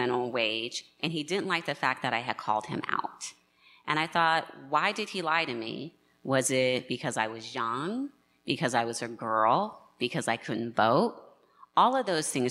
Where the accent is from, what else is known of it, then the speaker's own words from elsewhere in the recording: Nevada, United States; in Nevada, my home state